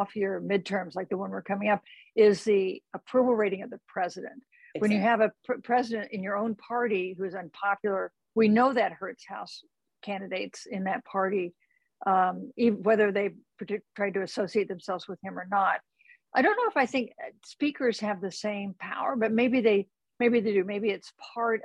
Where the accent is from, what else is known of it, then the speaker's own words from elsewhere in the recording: Kansas, United States; moved away; my home state of Kansas